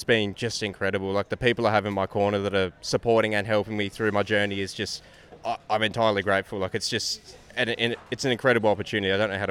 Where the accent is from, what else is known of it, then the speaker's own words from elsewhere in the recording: Tasmania, Australia; I'm from Tassie.